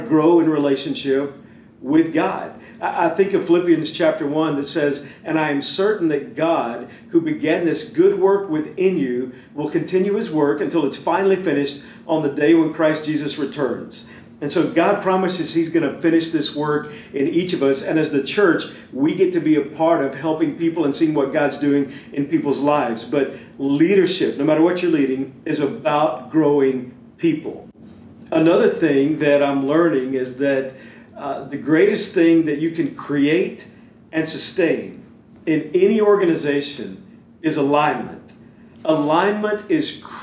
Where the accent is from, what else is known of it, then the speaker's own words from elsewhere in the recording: Beaumont, Texas, United States; growing up in Beaumont. I went to Westbrook High School